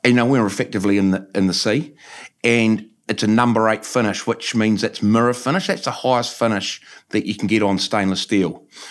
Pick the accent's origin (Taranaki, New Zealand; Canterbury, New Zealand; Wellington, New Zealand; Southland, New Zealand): Taranaki, New Zealand; New Plymouth; Yep, born and bred on Frankley Road, actually, so haven't moved too far.